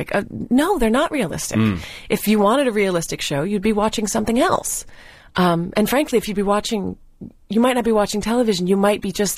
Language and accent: English; Hawaii, United States; now in Vancouver, Canada; I'm from Hawaii